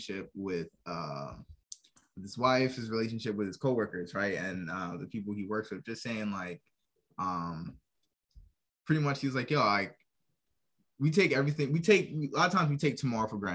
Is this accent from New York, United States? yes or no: yes; New York, United States; now in Norfolk, United States; We're from New York, but right now we're located in Norfolk, Virginia.